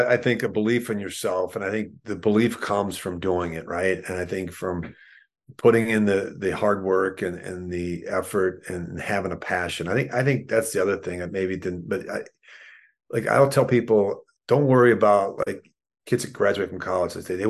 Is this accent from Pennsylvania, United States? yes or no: yes; Philadelphia, Pennsylvania, United States; the experiences that I had as a child growing up in Philadelphia with my mom and dad